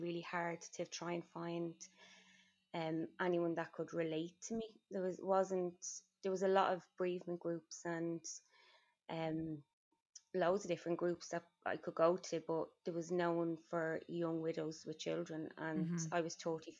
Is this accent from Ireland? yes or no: yes; Dublin, Leinster, Ireland; accent: Irish; I'm from Dublin